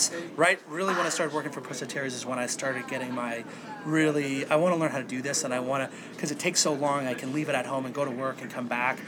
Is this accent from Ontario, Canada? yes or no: yes; Toronto, Ontario, Canada; I'm from Toronto